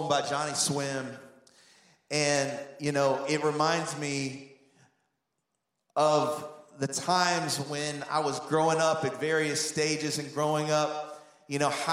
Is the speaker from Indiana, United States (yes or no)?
yes; Indianapolis, Indiana, United States; moved away as an adult; also born or lived in Anderson, Indiana; when I first moved from Indianapolis to go to college at Anderson University.